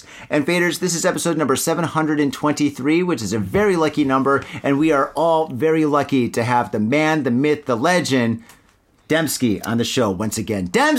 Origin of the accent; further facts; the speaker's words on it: Midwest, United States; I'm from the Midwest